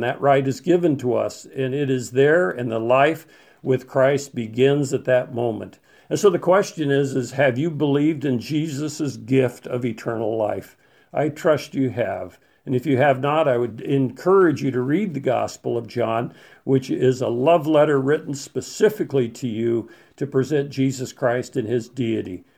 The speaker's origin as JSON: {"language": "English", "region": "Colorado", "country": "United States", "tie": "born or raised there", "said": "When I was a, a young man in Colorado, growing up in Colorado"}